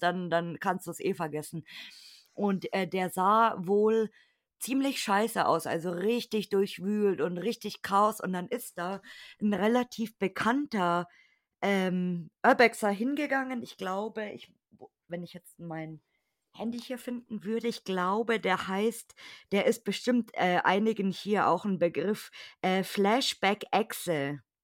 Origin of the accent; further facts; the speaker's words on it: Munich, Bavaria, Germany; ich komme aus München, das wissen ja meine Hörer. Okay. Ich bin, Ibina Bayer